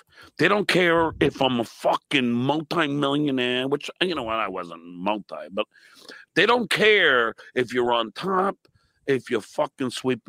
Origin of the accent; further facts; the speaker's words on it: New York, United States; a New Yorker and I'm from New York.